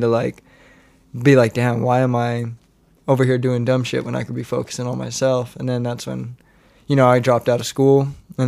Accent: Monte Vista, United States; moved away as an adult; my hometown

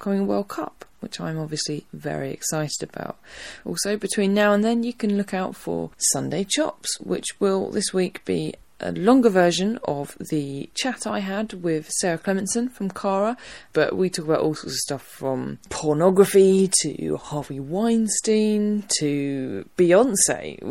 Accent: Harwich, East of England, United Kingdom; my hometown of Harwich, at the Harwich Festival. Harwich is in North Essex

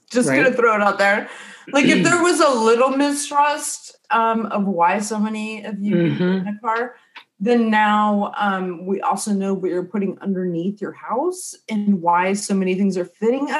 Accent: outside Chicago, Illinois, United States; I grew up outside Chicago

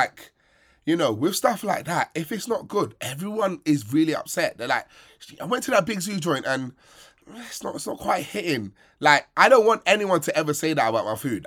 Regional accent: Sierra Leone; We have less money, smaller country, more time on our hands, so we cook more than you guys

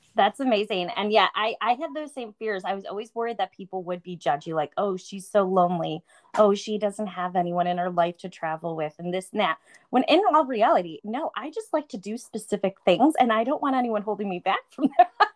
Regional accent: Buffalo, New York, United States; moved away; I'm from Buffalo, New York originally

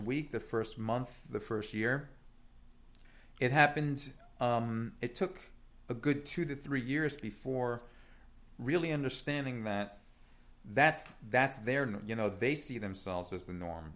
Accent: New York City, New York, United States; also born or lived in Italy; so I was born in Italy, um, but I moved to New York. My dad's ori-, originally from New York, and we moved, uh, back in, uh, nineteen eighty-four when I was six years old, and we settled in Staten Island

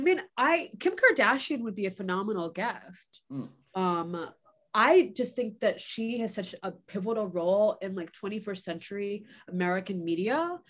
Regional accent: Nigeria; I'm a Nigerian.

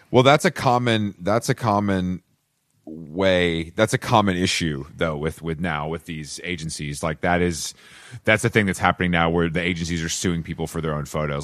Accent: Atlanta, Georgia, United States; I'm from Atlanta, and we have a, obviously a very deep redneck culture

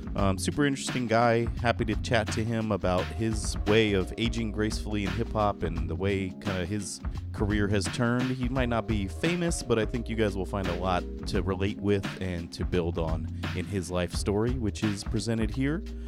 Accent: San Jose, California, United States; I'm from San Jose

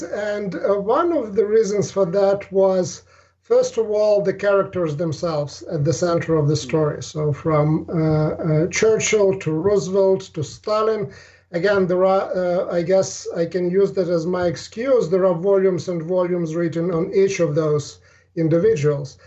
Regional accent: Ukraine; moved away; also born or lived in Russia; I grew up in Ukraine.

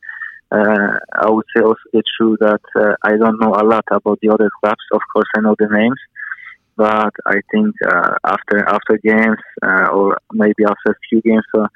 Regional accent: Poland; now in New Zealand; I grew up in Poland

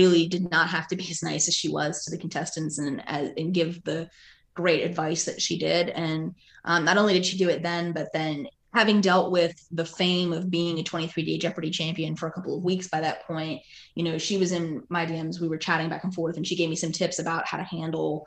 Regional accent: Pennsylvania, United States; now in Peachtree Corners, United States; I grew up in Pennsylvania

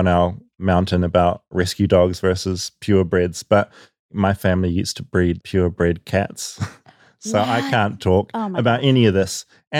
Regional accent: New Zealand; accent: New Zealand; moved away; I'm from New Zealand. It's the accent.

